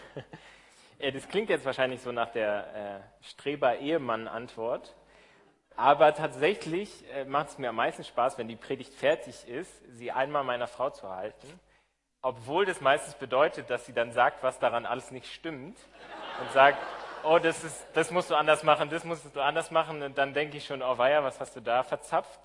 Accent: Berlin, Germany; moved away as an adult; Ich komme aus Berlin. Ähm, ich bin in der Baptistengemeinde in der Bergmannstraße in Kreuzberg groß geworden

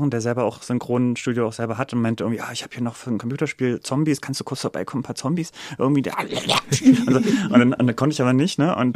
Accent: Berlin, Germany; Also ich bin Berliner, ich bin in Berlin geboren.

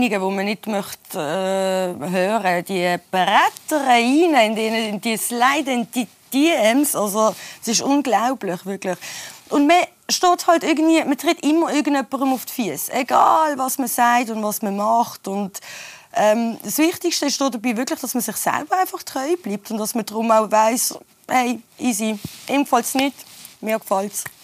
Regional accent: Switzerland; ich bin ja hier in der Schweiz geboren und aufgewachsen

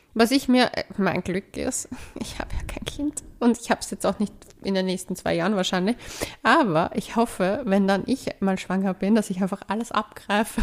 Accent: Cyprus; now in Vienna, Austria; mein Heimatland. Nein, fahrt nicht nach Zypern

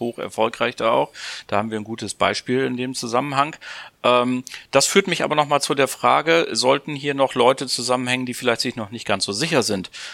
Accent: Bremen, Germany; ich bin ja Bremer

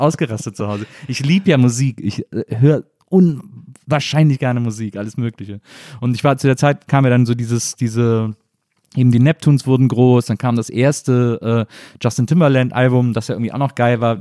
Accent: Rhineland, Germany; ich komme aus dem Rheinland

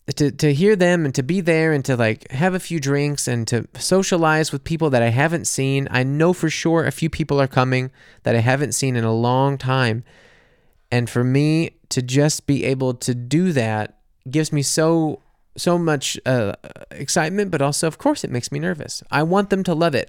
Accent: United States; moved away as an adult; also born or lived in New Orleans; now in Munich, Germany; a silly American living in Munich

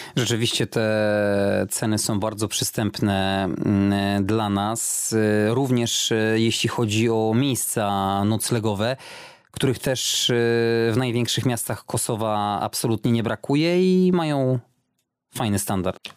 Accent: Poland; kiedy tylko usłyszeli, że z Polski

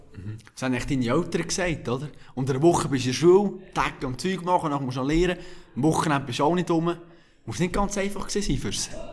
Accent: Bern, Switzerland; Ich als Berner

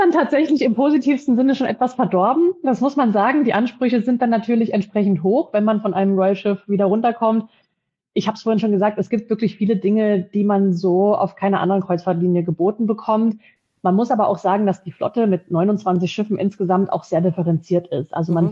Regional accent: Dresden, Saxony, Germany; moved away as an adult; now in Frankfurt, Germany; ich bin in der Gastronomie groß geworden, im elterlichen Betrieb, komme ursprünglich aus Dresden, bin aber schon jetzt äh, 14 Jahre hier in, in Frankfurt beheimatet

